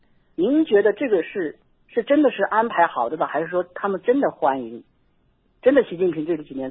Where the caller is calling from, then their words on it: Yunnan, China; 啊，我是云南这边打过来的。